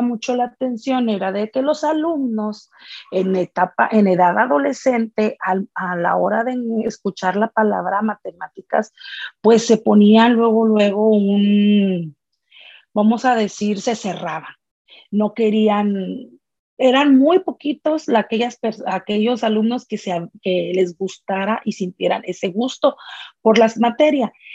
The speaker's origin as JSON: {"language": "Spanish", "town": "Monterrey", "region": "Nuevo León", "country": "Mexico", "tie": "born or raised there", "said": "soy originaria de Monterrey"}